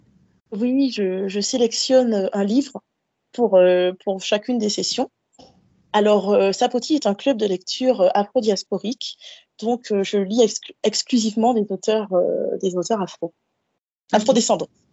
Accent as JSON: {"language": "French", "country": "Guadeloupe", "tie": "born or raised there", "also_born_or_lived": "Paris, France", "moved": "as an adult", "lives_now": "Montpellier, France", "said": "je suis antillaise. Euh, j'ai grandi en Guadeloupe, je suis née et j'ai grandi en Guadeloupe"}